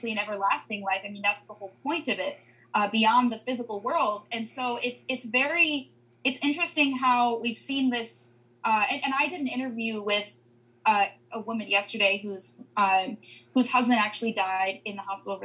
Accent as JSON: {"language": "English", "region": "Pennsylvania", "country": "United States", "moved": "as an adult", "lives_now": "Washington, D.C., United States", "said": "I'm from Pennsylvania, and I go home"}